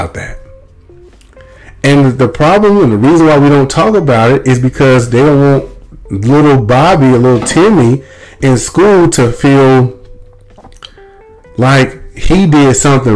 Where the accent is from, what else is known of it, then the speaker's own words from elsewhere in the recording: Mississippi, United States; I'm from Mississippi